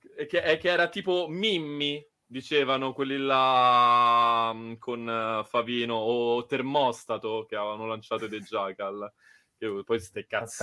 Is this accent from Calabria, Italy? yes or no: no; Rome, Lazio, Italy; siamo romani